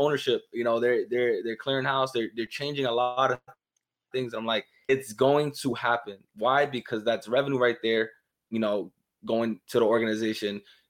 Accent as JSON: {"language": "English", "region": "New York", "country": "United States", "tie": "born or raised there", "said": "growing up in New York, it's cold."}